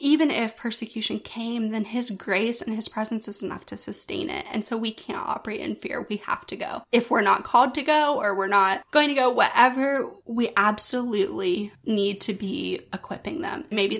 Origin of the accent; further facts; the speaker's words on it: the South, United States; Growing up in the South my entire life, right in the Bible Belt